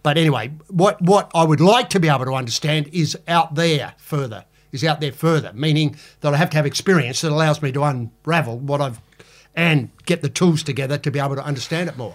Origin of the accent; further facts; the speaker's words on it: Adelaide, South Australia, Australia; growing up in Adelaide